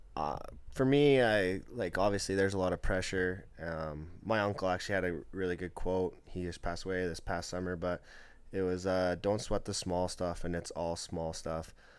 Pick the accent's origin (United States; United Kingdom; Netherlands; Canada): Canada; Lloydminster, Saskatchewan; that's my hometown. I grew up playing for them